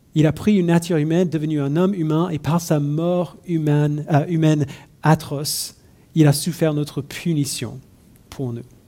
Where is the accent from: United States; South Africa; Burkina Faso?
United States; French is a second language; now in France; je suis né et j'ai grandi euh, aux États-Unis.